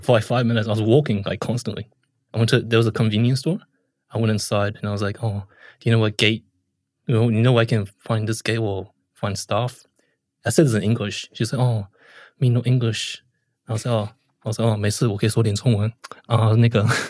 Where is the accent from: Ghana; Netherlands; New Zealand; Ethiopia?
New Zealand; I'm from New Zealand